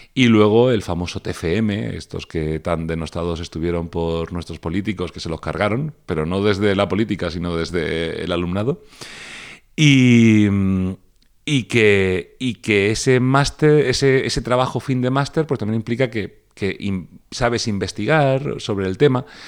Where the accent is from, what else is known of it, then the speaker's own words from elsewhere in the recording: Region of Murcia, Spain; como mi nombre indica, soy de Murcia